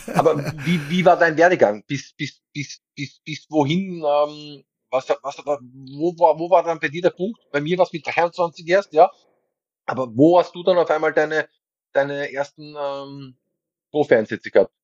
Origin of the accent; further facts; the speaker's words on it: Vienna, Austria; moved away as an adult; also born or lived in Munich / Düsseldorf / Nuremberg / Aarau; weil ich da wirklich nicht in Wien gewohnt habe, aber das ist meine Heimatstadt